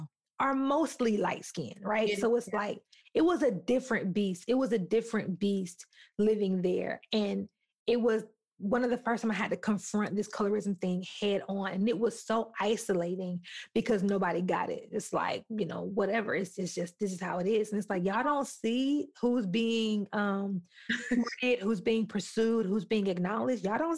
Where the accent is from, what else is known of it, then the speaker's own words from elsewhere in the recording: Alabama, United States; moved away; also born or lived in Utah; Not only was I born and raised in Alabama, but I lived, well, like we said in the beginning, we met in Utah.